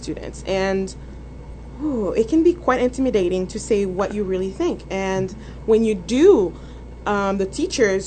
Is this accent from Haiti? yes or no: yes; Haiti; moved away as an adult; now in United States; I'm not from around here. I'm actually from Haiti